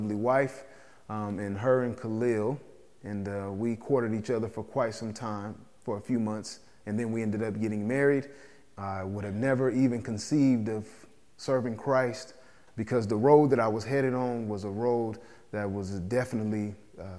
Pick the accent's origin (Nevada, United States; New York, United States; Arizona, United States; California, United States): Arizona, United States; Phoenix; I grew up here in Phoenix, Arizona